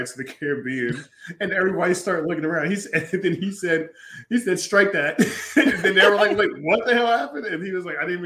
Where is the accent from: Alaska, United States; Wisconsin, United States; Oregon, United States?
Oregon, United States; Portland; growing up in Oregon and Portland Northwest